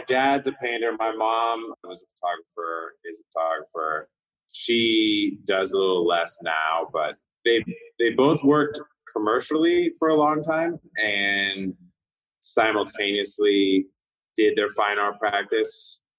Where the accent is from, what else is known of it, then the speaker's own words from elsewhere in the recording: California, United States; growing up in California